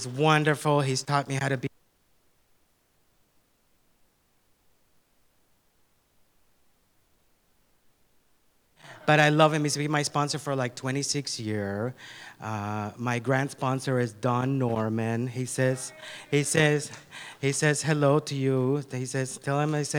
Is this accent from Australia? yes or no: no; Nicaragua; moved away; I'm originally from Nicaragua. I'm from Central America